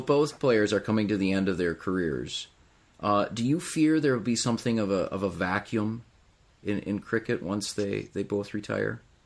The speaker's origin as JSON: {"language": "English", "country": "United States", "said": "as an American"}